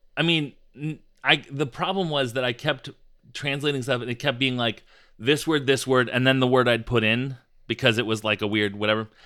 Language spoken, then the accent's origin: English; United States; we as American podcasters